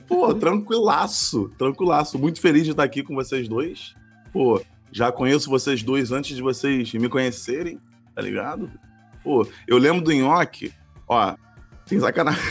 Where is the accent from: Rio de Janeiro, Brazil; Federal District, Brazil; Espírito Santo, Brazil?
Rio de Janeiro, Brazil; accent: carioca; eu sou carioca